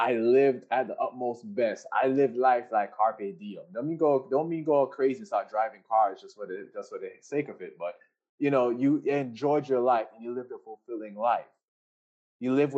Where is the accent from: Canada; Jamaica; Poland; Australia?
Jamaica; everybody knows I'm Jamaican